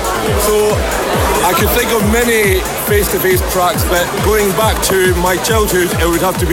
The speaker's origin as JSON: {"language": "English", "region": "Scotland", "country": "United Kingdom", "said": "I'm from Scotland."}